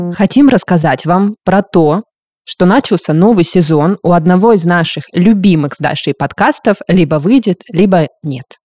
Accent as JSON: {"language": "Russian", "region": "southern Russia", "country": "Russia", "tie": "born or raised there", "moved": "yes", "said": "и даже на юге, откуда я родом"}